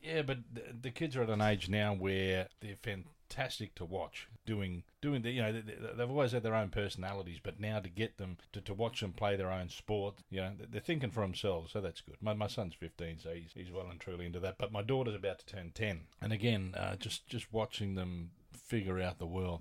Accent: Adelaide, South Australia, Australia; moved away; also born or lived in Sydney; I'm originally from Adelaide, and when I moved back to Australia, I was in Sydney

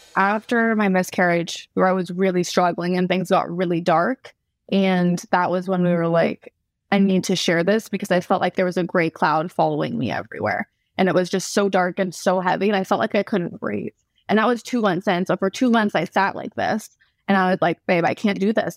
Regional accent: California, United States; I grew up in California, so I'm kind of a mix between, like, California girl with, like, European background

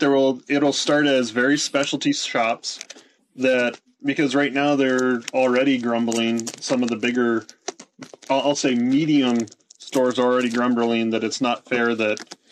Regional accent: Pennsylvania, United States; moved away; I grew up in Pennsylvania

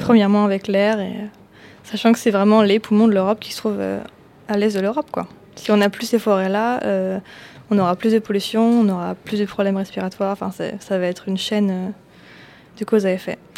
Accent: France; en tant que Français

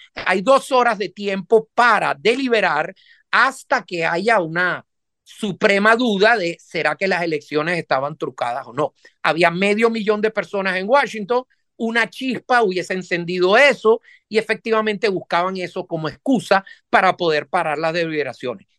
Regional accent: Venezuela; moved away as an adult; now in United States; yo vengo de Venezuela prácticamente, soy de origen, mi familia es toda italiana, pero yo nací en Venezuela

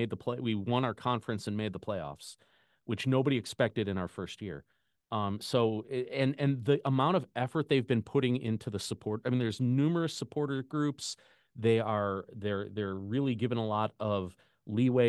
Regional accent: Chicago, Illinois, United States; I grew up in Chicago

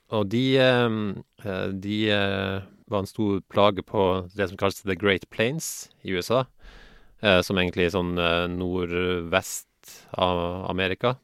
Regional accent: Northern Norway, Norway; moved away; also born or lived in Haugesund; jeg vokste opp i Nord-Norge

